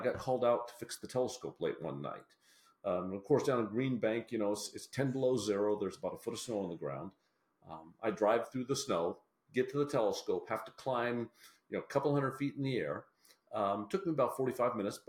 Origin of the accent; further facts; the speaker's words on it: Washington, United States; moved away as an adult; now in West Virginia, United States; Well, I actually came from Washington State, where I grew up in the Pacific Northwest, you know, backpacking, hiking out there.